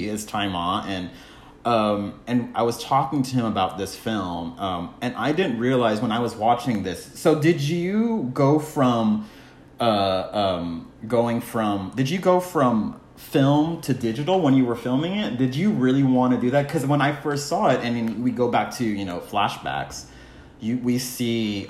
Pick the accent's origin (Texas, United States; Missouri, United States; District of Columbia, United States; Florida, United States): Texas, United States; I grew up in Texas, and, you know, being a children of immigrants and being this Asian American kid